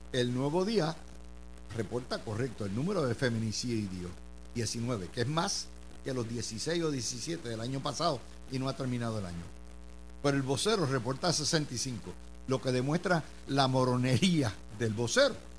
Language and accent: Spanish; Puerto Rico